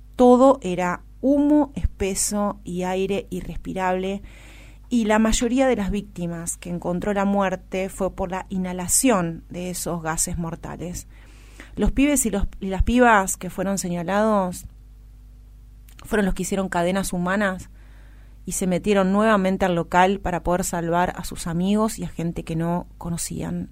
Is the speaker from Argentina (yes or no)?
yes; Argentina